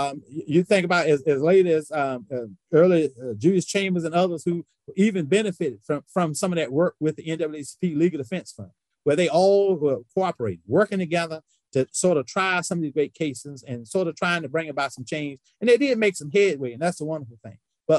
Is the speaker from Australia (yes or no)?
no; Vance County, North Carolina, United States; I harken back to Vance County, my hometown, again.